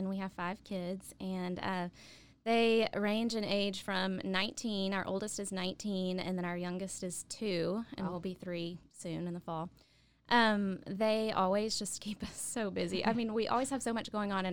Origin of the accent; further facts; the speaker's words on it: Coleman, Texas, United States; moved away as an adult; also born or lived in Stephenville, Texas; now in Waco, United States; I grew up in Coleman and then graduated from high school and went to Tarleton